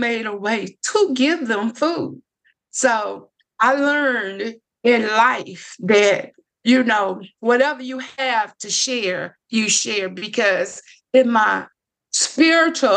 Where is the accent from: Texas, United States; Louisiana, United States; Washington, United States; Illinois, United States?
Louisiana, United States; Lake Providence; I grew up here in Lake Providence